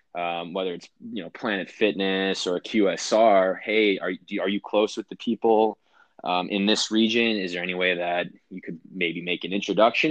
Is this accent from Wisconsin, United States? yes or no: yes; Wisconsin, United States; moved away; I grew up in Wisconsin